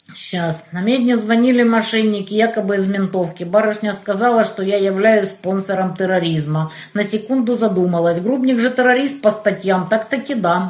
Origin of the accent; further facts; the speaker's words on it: Kerch, Crimea, Ukraine; now in Donetsk, Ukraine; я из Кирчи